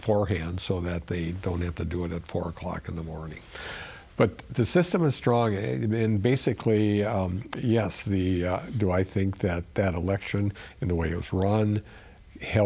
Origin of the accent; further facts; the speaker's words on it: Sheboygan County, Wisconsin, United States; I'm from Sheboygan County